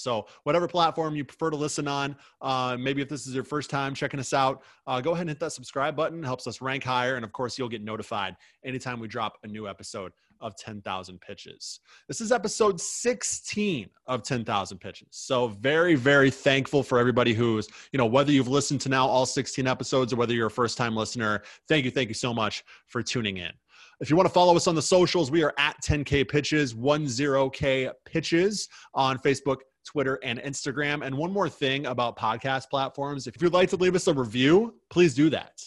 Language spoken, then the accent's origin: English; Midwest, United States; somebody who is born and raised in the Midwest